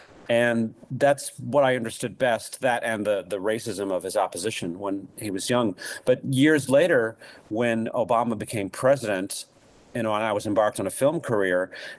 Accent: Chicago, Illinois, United States; I grew up in Hyde Park, and I was a junior at Kenwood when in 1983, when Harold was first elected mayor.

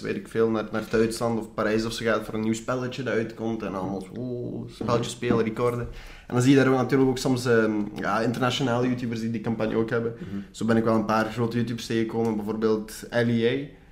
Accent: Belgium; Als ik eh, mhm. mijn beste Engels ga praten, hoor je duidelijk dat ik, dat ik gewoon Belg ben

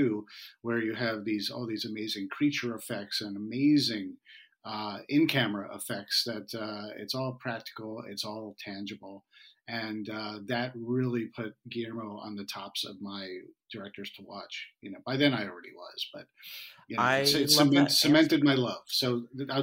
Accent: Westchester, New York, United States; moved away as an adult; now in Los Angeles, United States; I grew up in Westchester, New York, and I went to school in New England in upstate New York.

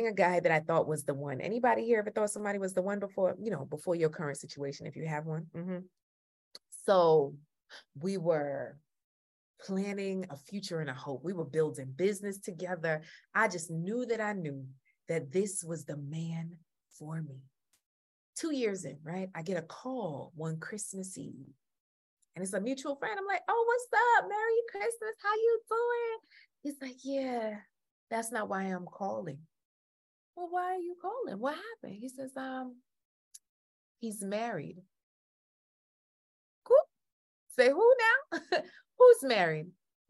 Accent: Jamaica; I'm Jamaican

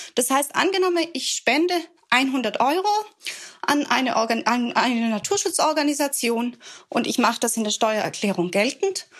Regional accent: Swabia, Germany; Ich bin ja als Schwäbin zur Sparsamkeit erzogen

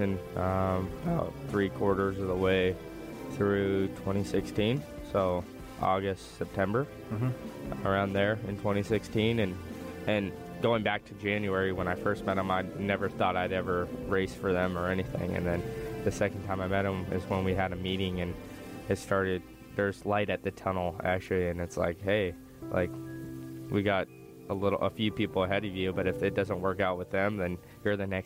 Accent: Las Vegas, Nevada, United States; I'm from Las Vegas

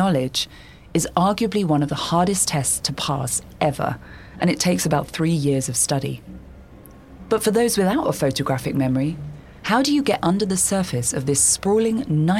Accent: London, United Kingdom; I'm a Brit and a Londoner.

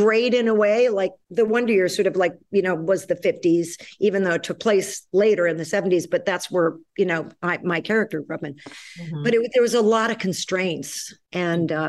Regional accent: New York City, New York, United States; also born or lived in Chicago, Illinois; I grew up in New York City

